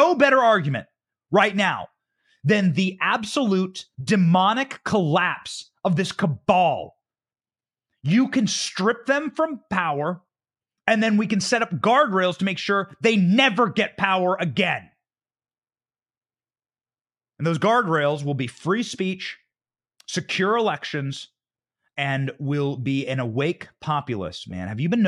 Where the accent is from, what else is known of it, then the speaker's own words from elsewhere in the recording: Iowa, United States; Hey, baby, buckle up. That's my home state senator. I used to intern for Chuck Grassley.